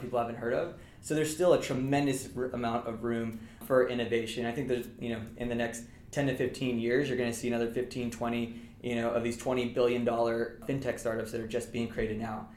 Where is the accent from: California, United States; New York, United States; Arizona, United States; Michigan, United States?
California, United States; Southern; moved away as an adult; also born or lived in Massachusetts; I'm originally from Southern California